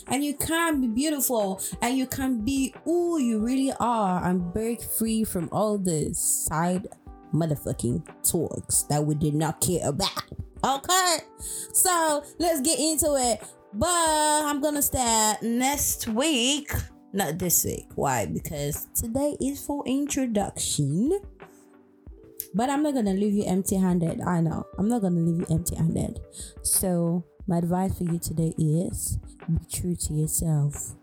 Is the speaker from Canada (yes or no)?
no; Warri, Delta, Nigeria; I'm from Warri Delta State, Nigeria